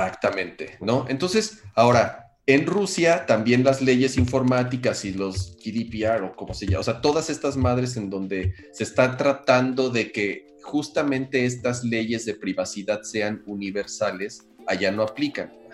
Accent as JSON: {"language": "Spanish", "country": "Mexico", "said": "como mexicanos"}